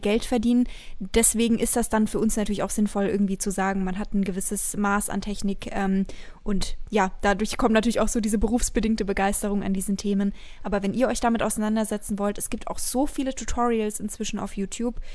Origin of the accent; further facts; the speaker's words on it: Bavaria, Germany; ich komme aus Bayern und Leute denken, ich komme aus einem Kaff mit mehr Kühen als Menschen, ist es tatsächlich nicht so